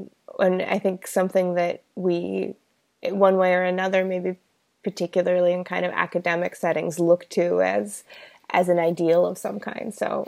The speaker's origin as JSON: {"language": "English", "country": "United States", "said": "As an American"}